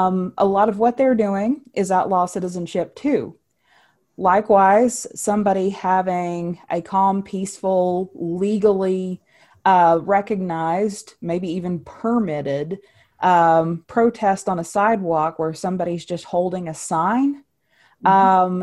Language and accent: English; West Virginia, United States; in my home state of West Virginia